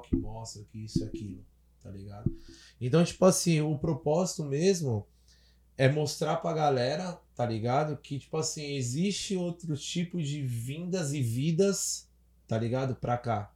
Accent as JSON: {"language": "Portuguese", "region": "São Paulo", "country": "Brazil", "tie": "born or raised there", "said": "cresci, nasci, cresci lá no centrão de São Paulo"}